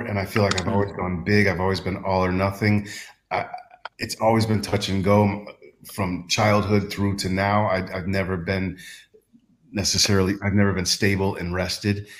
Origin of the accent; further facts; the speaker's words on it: Texas, United States; now in Porto, Portugal; a gay kid growing up in Texas